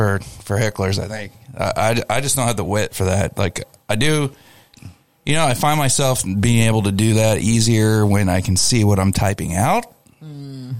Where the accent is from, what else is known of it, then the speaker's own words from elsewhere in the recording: Indiana, United States; now in Missouri, United States; I'm from Indiana.